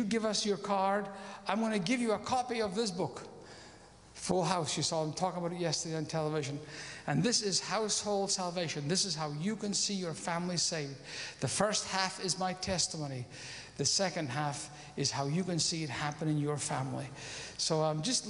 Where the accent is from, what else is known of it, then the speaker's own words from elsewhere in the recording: Scotland, United Kingdom; I'm a Scotsman and I'm a missionary